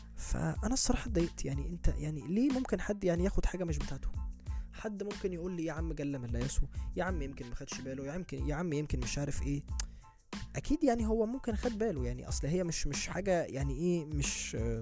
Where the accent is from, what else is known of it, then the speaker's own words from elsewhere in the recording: Egypt; انا كواحد مصري من اهل البلد